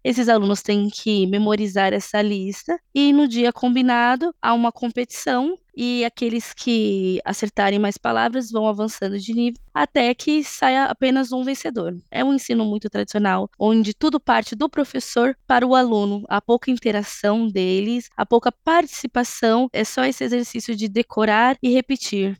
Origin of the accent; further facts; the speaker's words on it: São Paulo, Brazil; sou da periferia de São Paulo